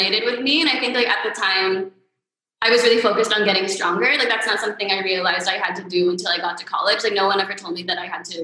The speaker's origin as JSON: {"language": "English", "town": "Manila", "region": "Metro Manila", "country": "Philippines", "tie": "born or raised there", "also_born_or_lived": "United States / New York", "said": "I was born in the U.S., but I grew up here."}